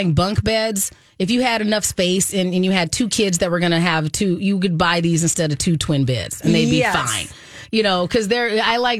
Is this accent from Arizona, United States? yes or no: yes; Arizona, United States; I grew up in Arizona